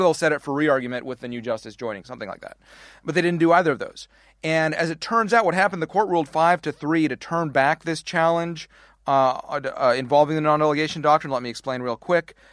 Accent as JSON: {"language": "English", "country": "Canada", "moved": "yes", "lives_now": "United States", "said": "how I'm on the wrong side of the border, how we immigrated to the wrong side of the border"}